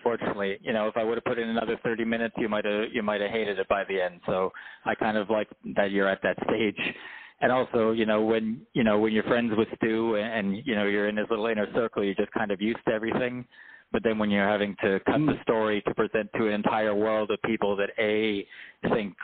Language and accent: English; Vancouver, British Columbia, Canada; moved away as an adult; growing up in Vancouver for 30 years or whatever until I sort of toured around America for 10 years